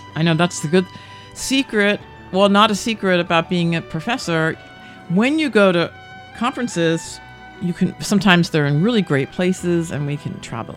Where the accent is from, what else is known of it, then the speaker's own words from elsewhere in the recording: Westfield, New Jersey, United States; moved away as an adult; now in Taiwan; I'm from New Jersey. I'm from Westfield